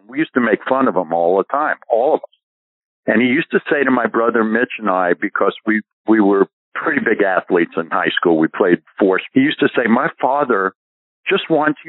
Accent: New York, United States; moved away as an adult; also born or lived in Los Angeles; I never played golf growing up in New York.

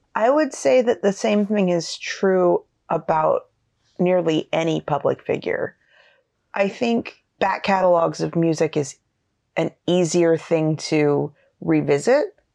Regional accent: Pacific Northwest, United States; now in Portland area, United States; we grew up in the Pacific Northwest

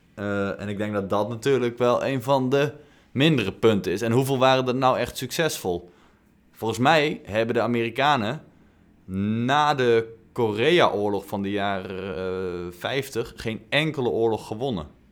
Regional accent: Netherlands; wij, denk ik, als Nederlanders

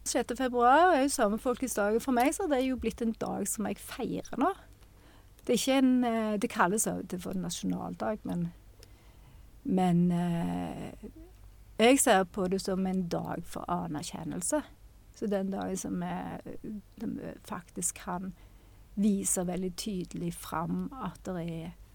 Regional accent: Western Norway, Norway; jeg har vokst opp på Vestlandet

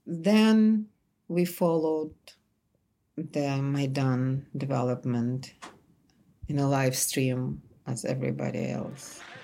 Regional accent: Kyiv, Ukraine; moved away as an adult; also born or lived in Tartu, Estonia; now in New York, United States; I'm from Kiev.

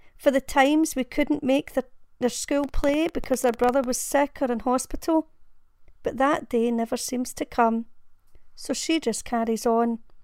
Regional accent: Glasgow, Scotland, United Kingdom; I'm from Glasgow in Scotland

